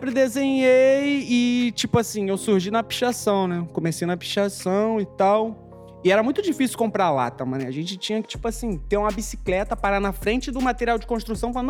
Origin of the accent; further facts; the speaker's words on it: Rio de Janeiro, Brazil; Nascido e criado na Rocinha, né? Lá na vila onde eu morava, tinha eu e tinha outro ….